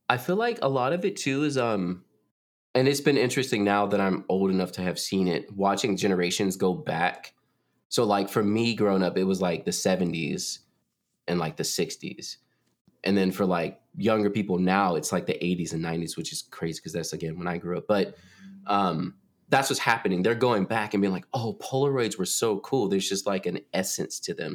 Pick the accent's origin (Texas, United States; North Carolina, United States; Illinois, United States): North Carolina, United States; I moved back to North Carolina, like, no hate, it's my home state